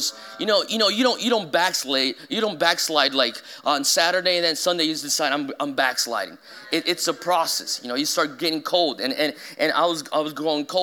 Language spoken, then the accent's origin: English; São Paulo, Brazil; moved away as an adult; I've loved growing up in Brazil.